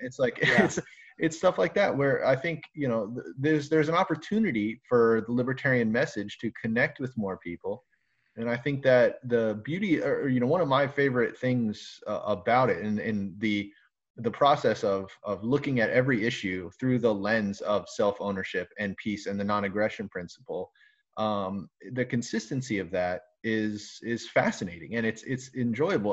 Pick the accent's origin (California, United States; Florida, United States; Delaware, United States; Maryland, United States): Florida, United States; South; now in Michigan, United States; I'm from South Florida